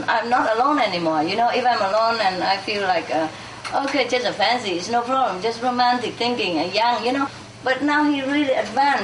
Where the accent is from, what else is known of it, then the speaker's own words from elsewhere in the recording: Vietnam; moved away; also born or lived in France; I was born in Vietnam